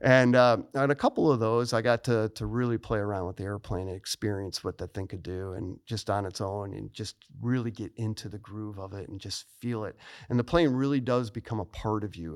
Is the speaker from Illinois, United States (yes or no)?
yes; Niles, Illinois, United States; moved away as an adult; I was born in Niles, Illinois, which is a suburb of Chicago